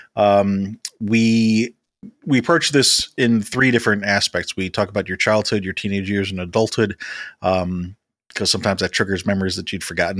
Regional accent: Chicago, Illinois, United States; growing up in Chicago

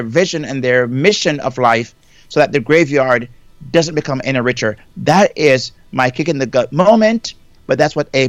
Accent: Jamaica; moved away as an adult; now in United States; I'm from Jamaica originally. You know, I migrated to the United States over almost 38 years now

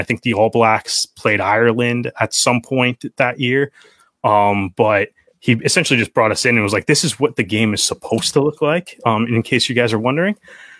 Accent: Oshawa, Ontario, Canada; also born or lived in Brampton; Yeah, like I'm from Oshawa originally, moved, and I've kind of moved around a little bit. But when I was in high school, I was actually in Brampton.

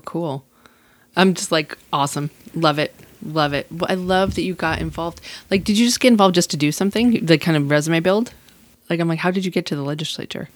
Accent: Massachusetts, United States; also born or lived in Marfa, Texas; now in San Angelo, United States; I'm from Massachusetts and I moved to Texas

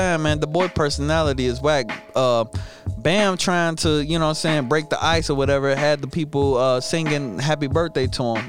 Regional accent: United States; I was born in America.

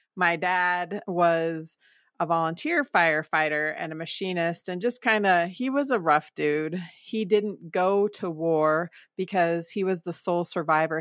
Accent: Denver, Colorado, United States; even though I grew up in Colorado, I grew up in Denver

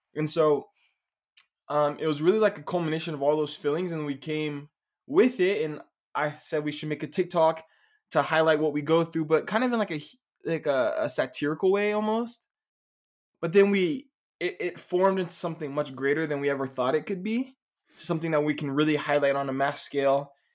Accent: Dallas, Texas, United States; moved away; from Dallas, Texas originally

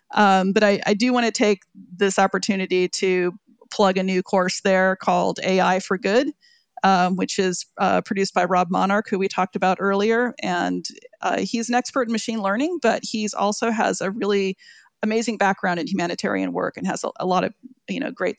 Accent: Oakland, California, United States; growing up by Lake Merritt was beautiful. It was exciting. It was diverse. It was vibrant.

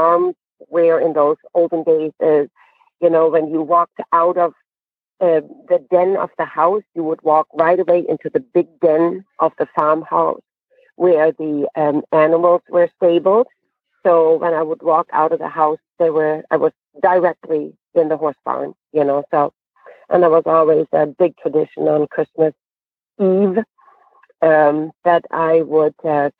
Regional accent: Germany; moved away; I was born and raised in Germany

